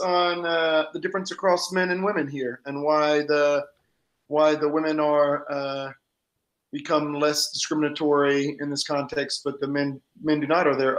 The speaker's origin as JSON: {"language": "English", "region": "Georgia", "country": "United States", "tie": "born or raised there", "said": "my home state of Georgia."}